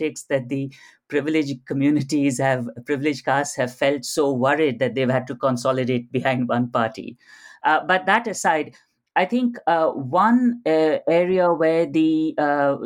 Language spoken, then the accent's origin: English; India; who were born and brought up in India